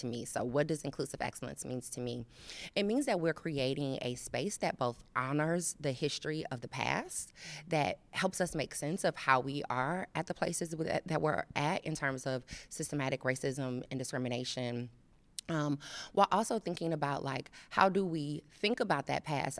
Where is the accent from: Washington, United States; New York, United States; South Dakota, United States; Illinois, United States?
Illinois, United States; Chicago; also born or lived in Phoenix area, Arizona; now in Cincinnati, United States; I'm originally from Chicago